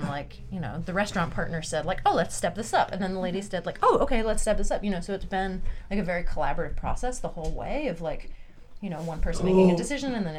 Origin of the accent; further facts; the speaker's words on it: New York, United States; I grew up in New York